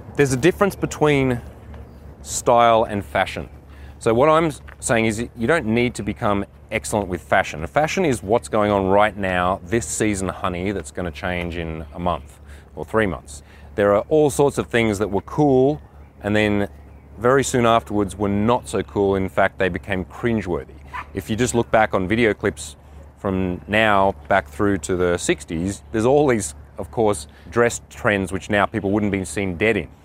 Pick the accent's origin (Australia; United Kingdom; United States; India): Australia; Canberra, Australian Capital Territory; born or raised there; moved away as an adult